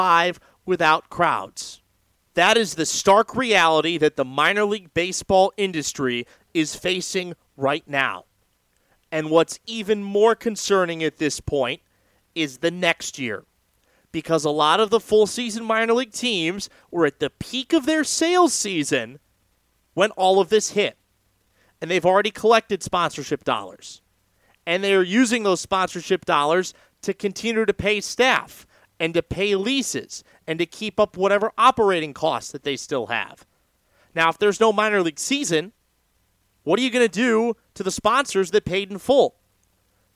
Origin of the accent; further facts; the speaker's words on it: California, United States; my home state